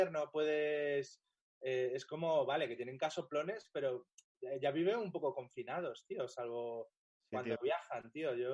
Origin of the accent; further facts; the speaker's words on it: Pozuelo, Community of Madrid, Spain; Pero yo que soy un chaval de Pozuelo, que ya tenía una casa con jardín